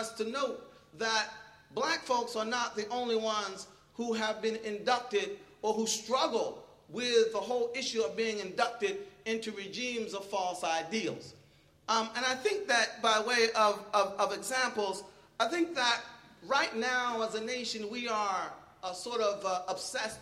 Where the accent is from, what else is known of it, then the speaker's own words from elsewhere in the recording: Philadelphia, Pennsylvania, United States; moved away; I'm originally from Philadelphia